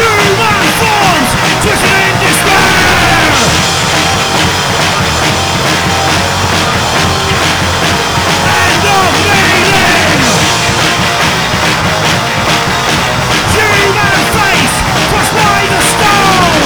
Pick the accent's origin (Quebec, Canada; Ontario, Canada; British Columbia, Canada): Ontario, Canada; Toronto; Off to my hometown of Toronto